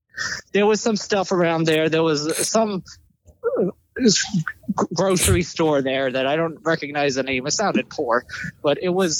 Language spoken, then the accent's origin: English; Maine, United States; now in Boston, United States; No, I'm actually originally from Maine.